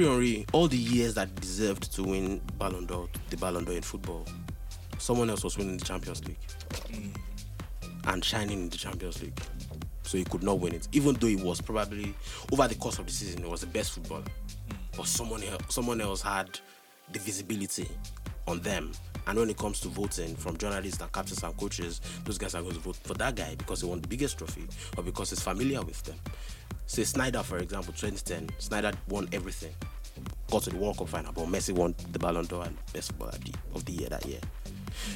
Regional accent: Nigeria; I'm Nigerian

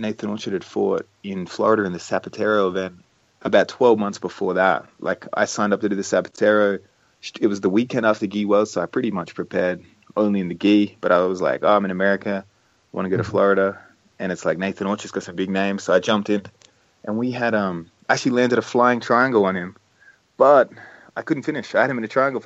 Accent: Adelaide, South Australia, Australia; my hometown of Adelaide

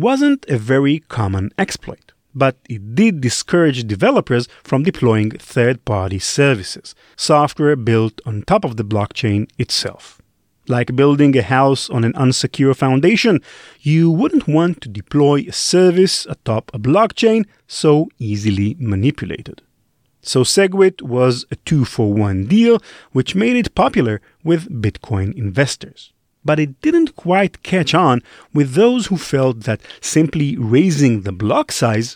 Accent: Israel; I'm from Israel

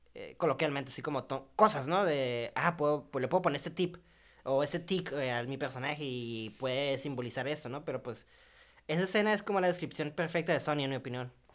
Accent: Mexico; soy mexicano y pobre

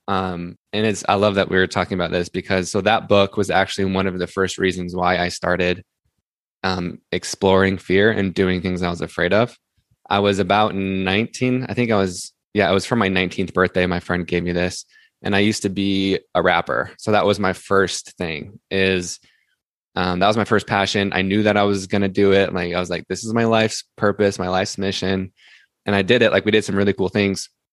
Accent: Salt Lake City, Utah, United States; I grew up, I'm from Salt Lake City

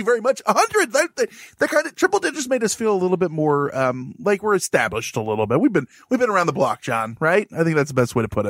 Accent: St. Louis, Missouri, United States; Hey, oh, I'm from St. Louis.

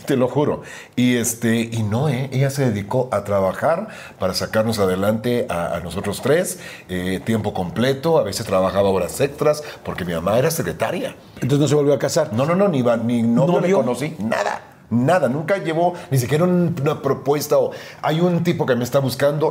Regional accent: Guatemala City, Guatemala Department, Guatemala; moved away as an adult; also born or lived in Miami; now in Mexico; Ciudad de Guatemala, alguna gente piensa que nací en Antigua. No, Ciudad de Guatemala, que es la capital.

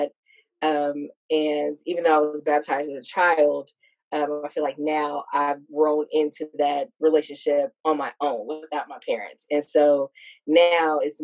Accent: Hercules, California, United States; moved away; I grew up in the Bay Area, California

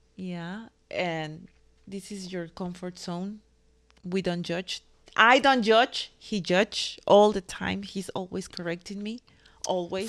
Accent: Mexico; moved away; I'm from the land of quesadillas

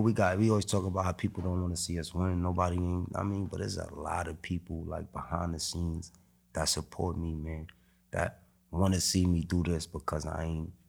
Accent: New York City, New York, United States; Growing up in Harlem

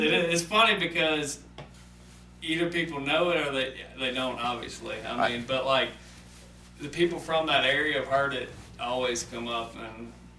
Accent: Mobile, Alabama, United States; also born or lived in Theodore, Alabama / Opelika, Alabama; I was born in Mobile, basically. Mobile, Alabama, Theodore, Alabama, kind of grew up between those places.

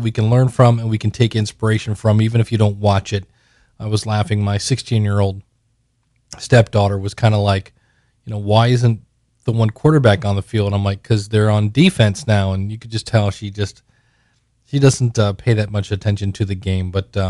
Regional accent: United States; We have no U.S. I got no love from my home country here.

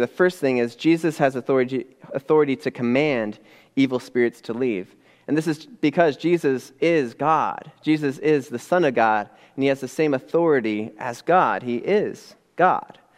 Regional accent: Upper Peninsula of Michigan, United States; now in Midland, United States; growing up in the Upper Peninsula of Michigan, um, way, way up north, right across from Canada

